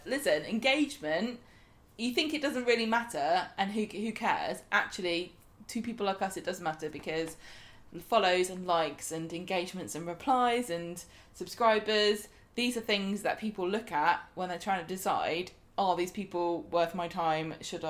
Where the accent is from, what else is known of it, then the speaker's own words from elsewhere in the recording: Southampton, South East England, United Kingdom; born there; I was born in Princess Anne Hospital.